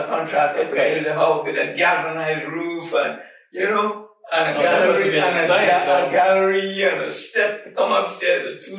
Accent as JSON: {"language": "English", "country": "Trinidad & Tobago", "tie": "born or raised there", "moved": "as an adult", "lives_now": "United States"}